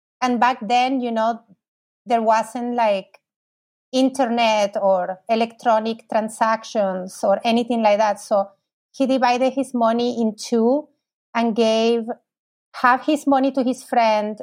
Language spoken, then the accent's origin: English; Buenos Aires, Argentina; I was born in Argentina, in Buenos Aires